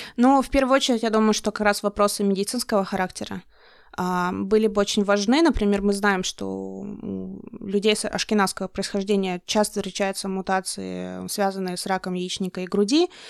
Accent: Russian Far East, Russia; moved away; я, как человек из Дальнего Востока

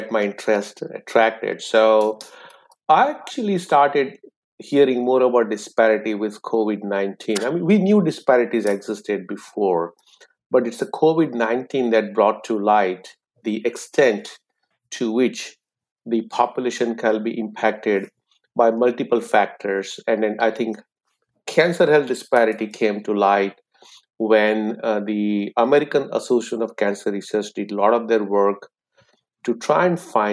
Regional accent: India; moved away as an adult; also born or lived in England; now in United States; I applied to med school and got in the med school of my choice in my hometown. So I continued my journey thereafter, and the rest is a story. So I became an oncologist in India.

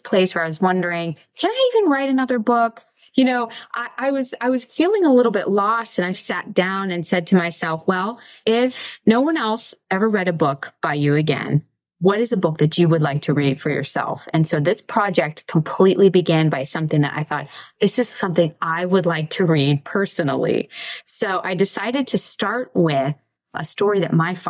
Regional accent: Mercer, Pennsylvania, United States; the name of my hometown is Mercer. It's in Western Pennsylvania

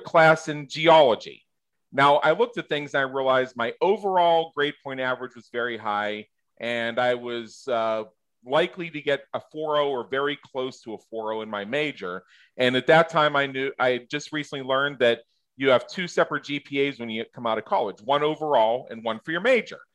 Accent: Southwest Pennsylvania, United States; I grew up in Southwest Pennsylvania

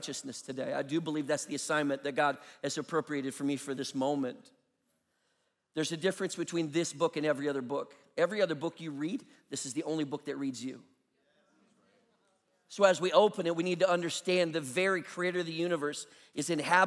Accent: Minnesota, United States; now in Charlotte, United States; I'm a Minnesotan

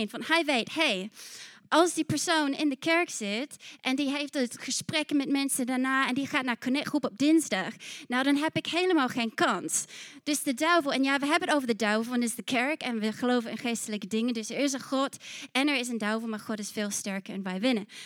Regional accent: New Zealand; Want ik kwam uit Nieuw-Zeeland en weet je, ik zei, hey, laten we dit doen.

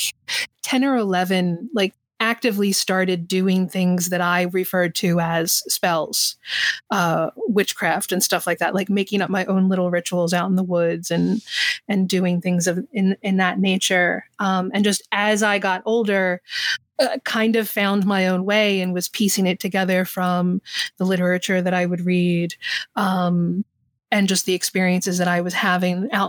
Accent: southern New Jersey, United States; I grew up in New Jersey, in southern New Jersey, and there's lots of forestry here

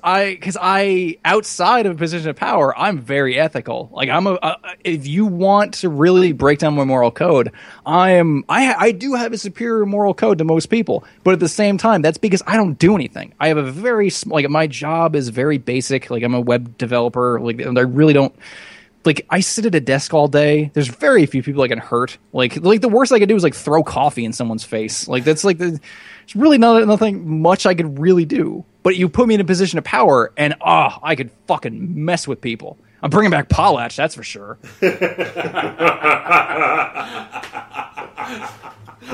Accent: United States; I'm American

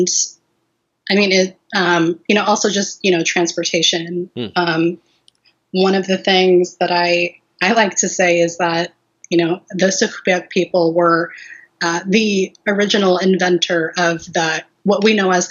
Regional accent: Anchorage, Alaska, United States; also born or lived in Port Graham, Alaska; I was born and raised in Anchorage

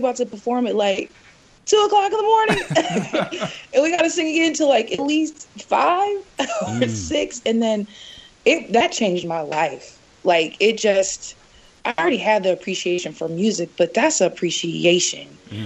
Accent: Peoria, Illinois, United States; moved away as an adult; also born or lived in Portland, Oregon; I'm actually born and raised in Peoria, Illinois.

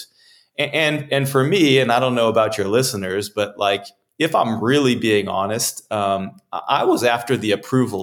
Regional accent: California, United States; being a young man growing up in California

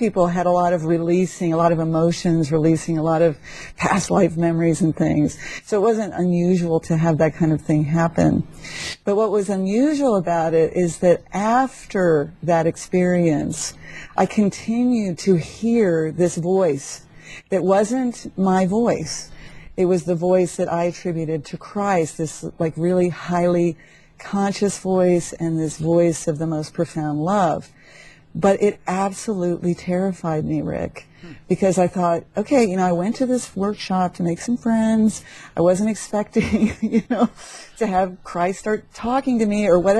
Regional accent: McLean, Virginia, United States; moved away as an adult; also born or lived in San Francisco; I grew up in McLean, Virginia.

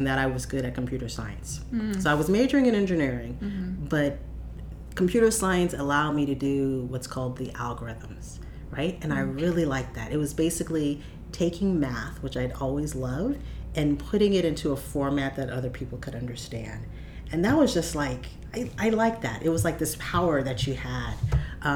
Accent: Pasadena, California, United States; I grew up in Pasadena

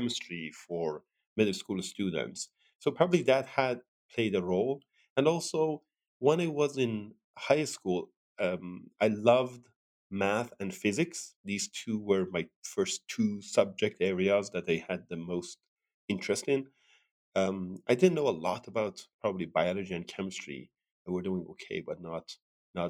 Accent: Sirjan, Kerman Province, Iran; moved away as an adult; also born or lived in Tehran, Iran; now in United States; I was born in Iran and as you mentioned, in south of Iran, a city called Sirjan. And I got my high school diploma there.

